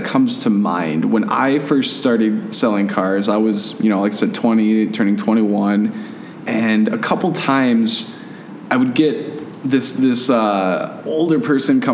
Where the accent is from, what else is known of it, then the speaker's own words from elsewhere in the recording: Fergus Falls, Minnesota, United States; my girlfriend of 10 years that I live with here, we're both from Fergus Falls.